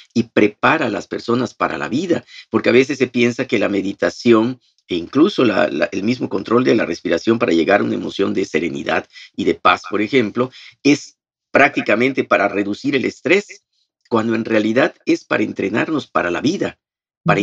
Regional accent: Progreso, Yucatán, Mexico; also born or lived in Mérida; yo soy de Progreso y entonces el seminario está aquí en Mérida

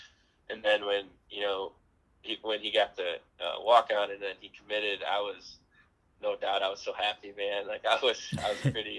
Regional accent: Wisconsin, United States; Wisconsin was always my dream school to go to, and, you know, playing for my home state.

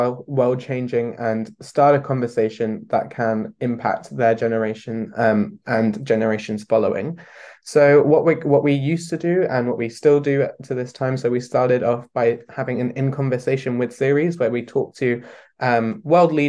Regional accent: London, United Kingdom; I'm 18 year old and I'm from London.

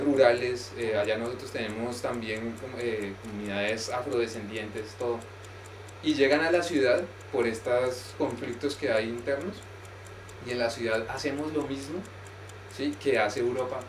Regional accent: Colombia; now in Spain; yo vengo de Colombia también

